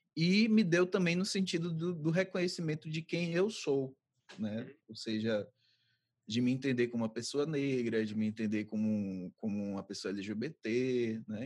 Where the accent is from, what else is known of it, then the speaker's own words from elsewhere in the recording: Santo Antônio de Jesus, Bahia, Brazil; now in Salvador, Brazil; Sou de Santo Antônio de Jesus, na Bahia, moro atualmente aqui em Salvador